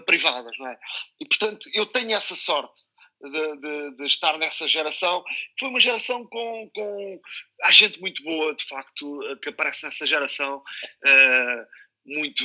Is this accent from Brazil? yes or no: no; Montijo, Setúbal, Portugal; eu sou do Montijo